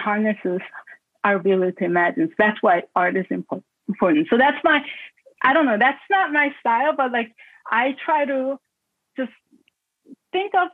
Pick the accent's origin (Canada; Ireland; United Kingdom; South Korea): South Korea; now in Baltimore, United States; when I was growing up in Korea